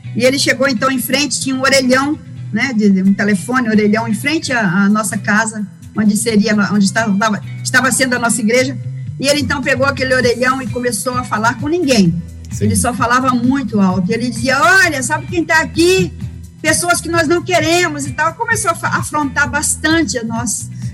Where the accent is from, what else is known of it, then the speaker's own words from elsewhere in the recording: Rio de Janeiro, Brazil; moved away as an adult; also born or lived in Northeast Brazil / Caicó / Rio Grande do Norte; Eu sou do Rio de Janeiro, nasci aqui mesmo.